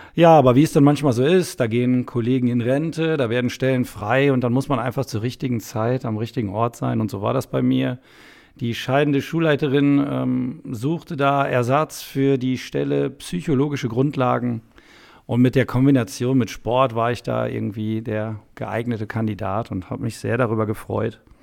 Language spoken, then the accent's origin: German; Soest, North Rhine-Westphalia, Germany; ich komme aus Soest in Westfalen, eine nette Kleinstadt